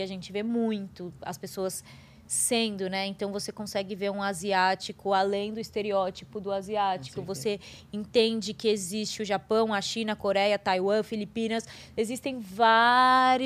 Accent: Brazil; país onde eu nasci, que 56% da população é preta

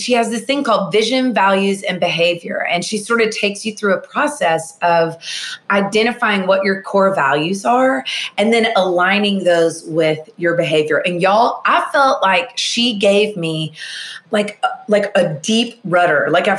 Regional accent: Nashville, Tennessee, United States; I'm from Nashville, Tennessee, born and raised here.

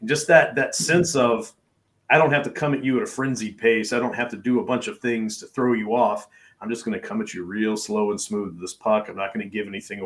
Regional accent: Kentucky, United States; my hometown in Kentucky, which has like 1,450.

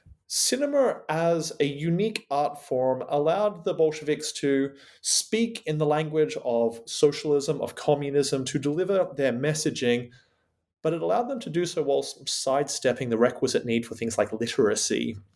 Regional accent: Australia; now in United Kingdom; It's wonderful to be talking back to my home country, Australia, from here on the rainy fascist island that is Great Britain.

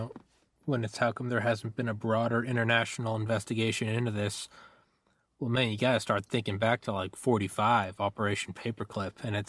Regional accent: New Hampshire, United States; moved away; also born or lived in Georgia; I was born in New Hampshire. I went to college in Georgia.

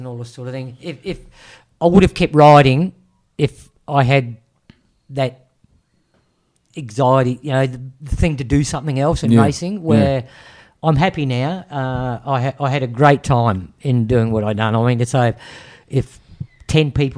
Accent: New Zealand; Being a Kiwi

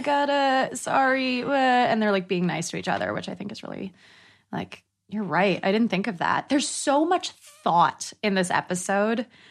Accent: Northern California, United States; now in Los Angeles, United States; I'm originally from Northern California. I'm an actor living in Los Angeles

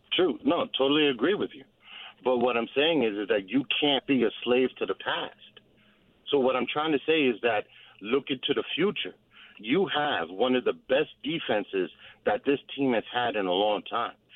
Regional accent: New Jersey, United States; Born and raised in Jersey

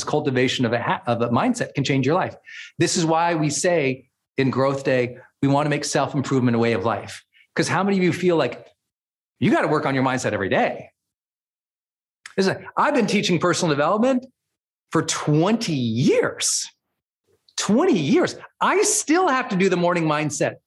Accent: Montana, United States; moved away as an adult; also born or lived in San Francisco / Portland, Oregon / Puerto Rico; now in Northern California, United States; I was a Montana kid

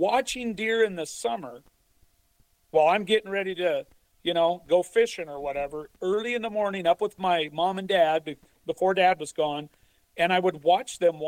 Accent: Idaho, United States; I grew up in Idaho

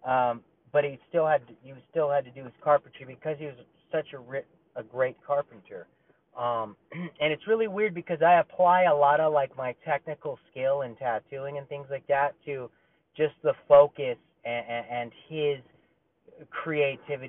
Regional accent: Burbank, California, United States; also born or lived in Glendale, California; we moved to Burbank, North Hollywood border. And from 4 to about 15, that's where I lived

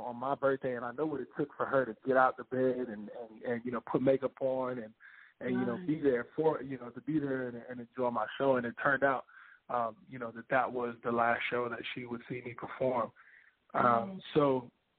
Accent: Houston, Texas, United States; moved away; in Houston, Texas, and I wanted to do it, you know, in my hometown

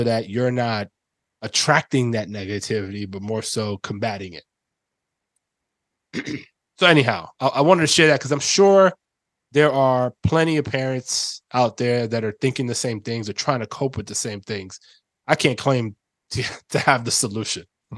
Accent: New York City, New York, United States; moved away; my own experience growing up in the Bronx

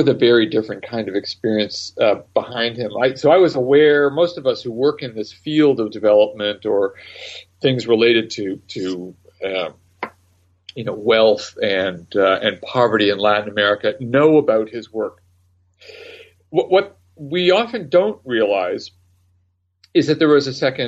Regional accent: Canada; also born or lived in Great Britain; I was born in Canada

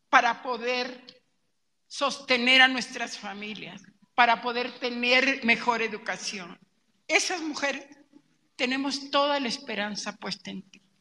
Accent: Mexico; moved away; Quienes dejamos nuestro país atrás, Sochi. quienes tuvimos que cruzar la frontera en una cajuela, en un coche

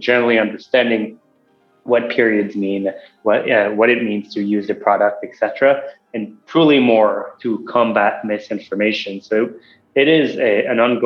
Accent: Montreal, Quebec, Canada; moved away as an adult; now in Los Angeles, United States; I grew up in Montreal, and then after grad school, I came

